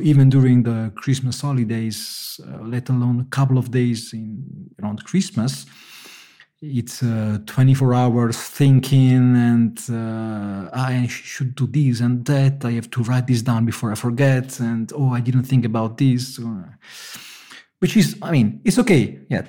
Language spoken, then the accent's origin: English; Naples, Campania, Italy; moved away; I come from Naples